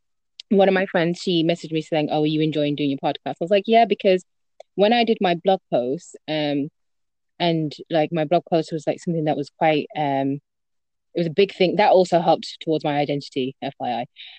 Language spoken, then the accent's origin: English; United Kingdom; I'm 24 years old. I'm a pharmacist and I'm British Bangladeshi.